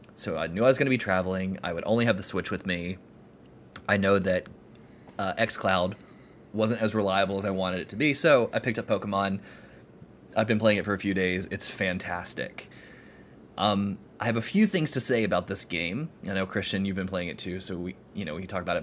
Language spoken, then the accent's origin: English; Florida, United States; accent: southerner; I'm from Florida